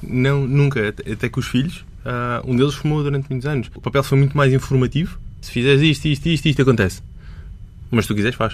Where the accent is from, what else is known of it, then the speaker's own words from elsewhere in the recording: Portalegre, Alentejo, Portugal; Nasci e cresci em Porto Alegre, que é uma cidade muito pequenina